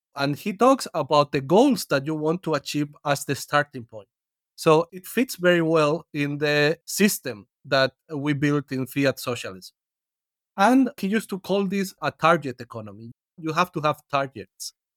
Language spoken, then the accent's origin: English; Spain; I come from Spain and it is the country I know better